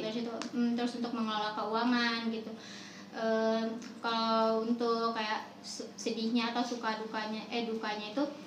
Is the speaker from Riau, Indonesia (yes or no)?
no; Lampung, Indonesia; moved away as an adult; now in Bandung, Indonesia; kalau aku aslinya dari Lampung